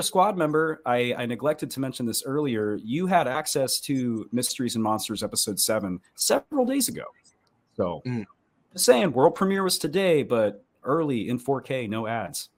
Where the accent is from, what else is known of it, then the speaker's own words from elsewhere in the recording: Florida, United States; moved away; also born or lived in Texas; That's my home state